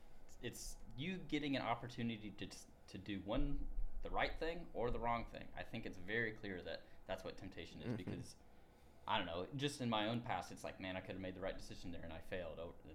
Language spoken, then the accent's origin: English; Tennessee, United States; moved away as an adult; now in Ohio, United States; I am the Associate Minister for Reach Out on Campus. I am from Tennessee.